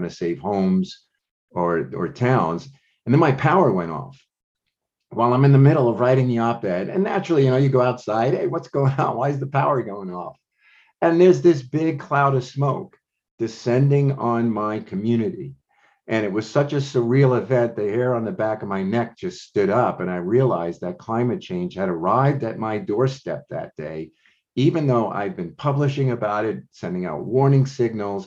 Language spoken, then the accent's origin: English; Talent, Oregon, United States; my hometown of Talent and nearby Phoenix, Oregon.